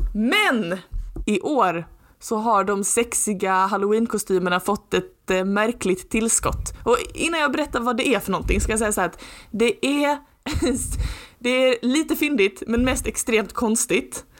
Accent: Lund, Skåne, Sweden; Jag är från Lund, jag är liksom inte från New York

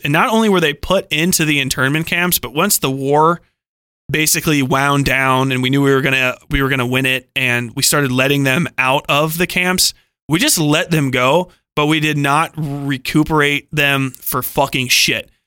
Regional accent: Cincinnati, Ohio, United States; I'm from Cincinnati, Ohio

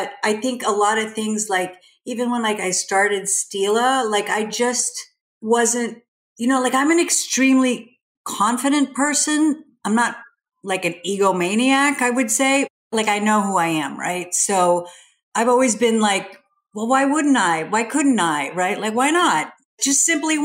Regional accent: Sweden; now in United States; I grew up in Sweden. So I grew up in a very different culture

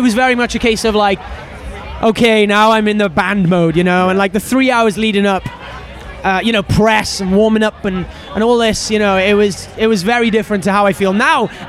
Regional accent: Wales, United Kingdom; being Welsh

